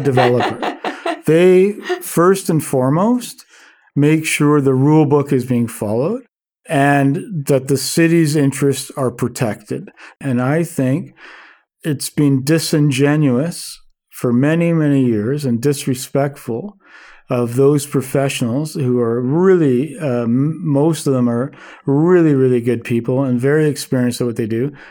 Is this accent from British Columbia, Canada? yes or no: yes; Vancouver, British Columbia, Canada; I'm born and raised in Vancouver, and been here all my life and lived here all my life.